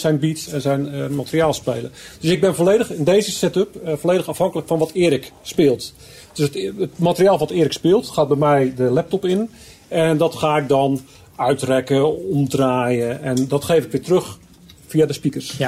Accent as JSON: {"language": "Dutch", "region": "Zeeland", "country": "Netherlands", "said": "ik kom uit Zeeland"}